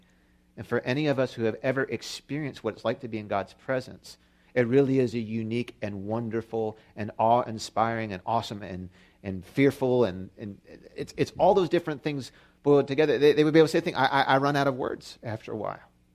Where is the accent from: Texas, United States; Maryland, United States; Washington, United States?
Maryland, United States; Baltimore; here from Baltimore